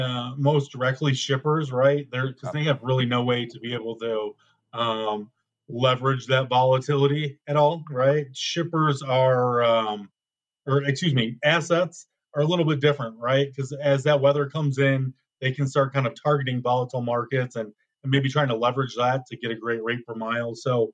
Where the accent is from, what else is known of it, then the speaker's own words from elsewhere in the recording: Chicago, Illinois, United States; moved away as an adult; now in Denver, United States; I'm a Midwesterner, so born and raised in Chicago